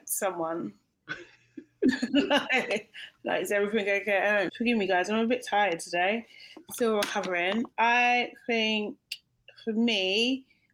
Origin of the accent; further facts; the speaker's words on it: London, United Kingdom; in Brixton, my hometown